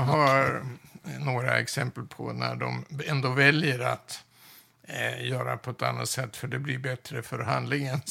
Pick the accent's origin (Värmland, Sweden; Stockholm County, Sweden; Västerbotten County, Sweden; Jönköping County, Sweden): Västerbotten County, Sweden; Umeå; jag är född och uppvuxen i Umeå